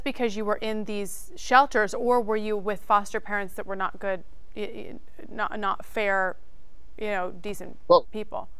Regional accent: Idaho, United States; I am from Idaho

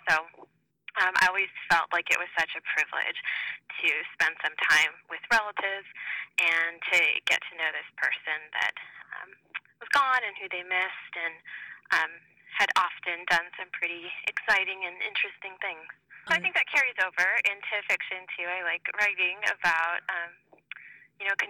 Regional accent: Southern California, United States; also born or lived in Central Valley, California; I am from California. I grew up in Southern California, but until recently lived in the Central Valley

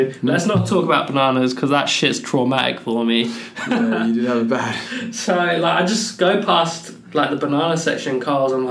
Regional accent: Cambridge, East of England, United Kingdom; now in Australia; I'm from Cambridge, the ends. Big up Cambridge.

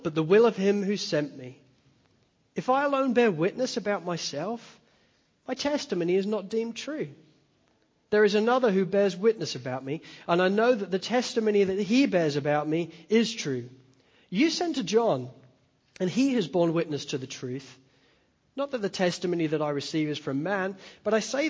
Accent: Spalding, East Midlands, United Kingdom; moved away; I grew up in Spalding in Lincolnshire in the east coast of England

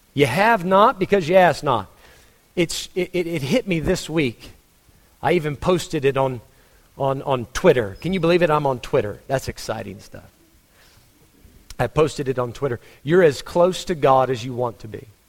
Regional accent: Texas, United States; moved away; I am a Texan. Proud of it.

